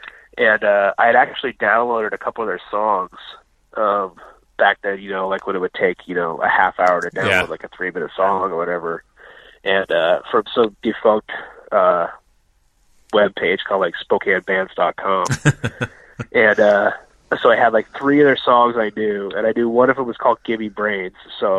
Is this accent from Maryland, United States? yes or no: no; Colville, Washington, United States; I was born in Colville, Washington, which is a town about 80 miles north of here. It's a small logging town.